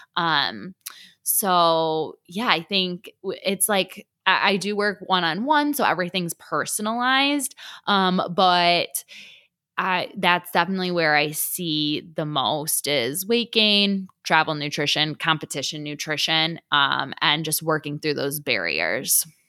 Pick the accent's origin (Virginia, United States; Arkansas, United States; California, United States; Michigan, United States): Michigan, United States; Detroit; moved away as an adult; also born or lived in Buffalo, New York; now in Lawrence, United States; I grew up in Detroit, Michigan